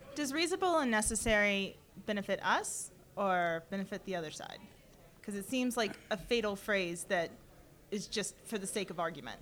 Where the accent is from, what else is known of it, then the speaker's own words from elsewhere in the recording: Mississippi, United States; now in Colorado, United States; I'm from Mississippi.